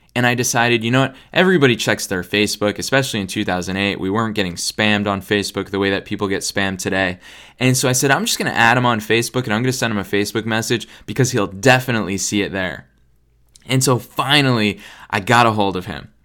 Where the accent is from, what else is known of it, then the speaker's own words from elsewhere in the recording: United States; I'm American